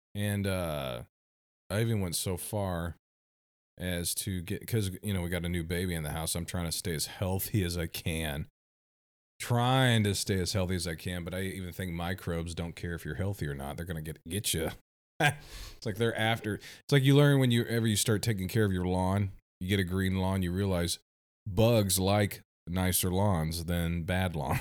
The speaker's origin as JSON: {"language": "English", "country": "United States", "tie": "born or raised there", "said": "we grew up here in America"}